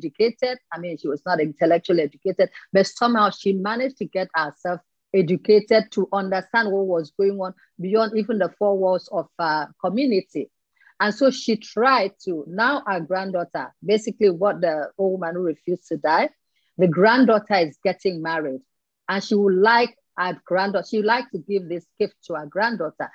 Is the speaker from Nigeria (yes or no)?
yes; Nigeria; I'm from Nigeria